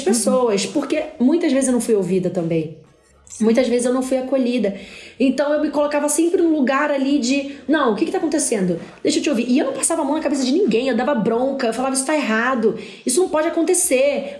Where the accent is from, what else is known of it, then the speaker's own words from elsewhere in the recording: Rio de Janeiro, Brazil; eu sou da favela, sou da, do, do Parque União, do PU.